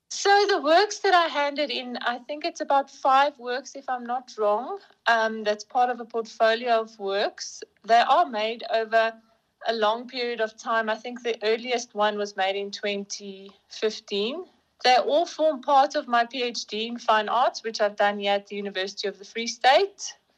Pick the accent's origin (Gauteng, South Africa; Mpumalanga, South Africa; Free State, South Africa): Free State, South Africa; Bloemfontein; I'm from Bloemfontein. I matriculated here in Bloemfontein at St Michael's School for Girls